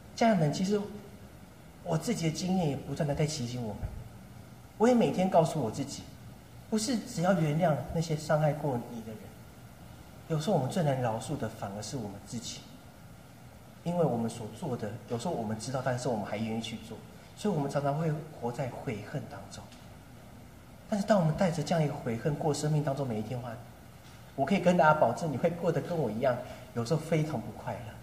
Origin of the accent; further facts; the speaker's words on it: Taipei, Taiwan; moved away as an adult; now in Nankan, Taiwan; 从小到大天龙国长大的我